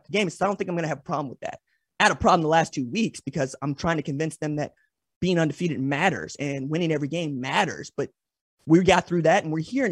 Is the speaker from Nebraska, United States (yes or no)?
no; Oklahoma, United States; I'm from Oklahoma